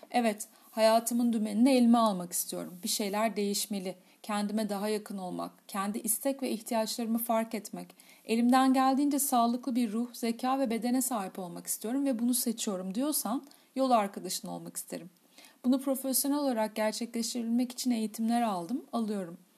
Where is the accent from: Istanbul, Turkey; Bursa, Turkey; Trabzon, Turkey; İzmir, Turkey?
Istanbul, Turkey; Kadıköy; 1979 İstanbul Göztepe doğumlu bir faniyim. Doğma büyüme Kadıköylüyüm.